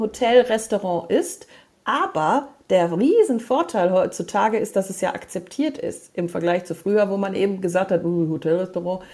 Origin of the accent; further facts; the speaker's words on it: Moers, North Rhine-Westphalia, Germany; War ich in meiner Heimatstadt, ich komme ja vom Niederrhein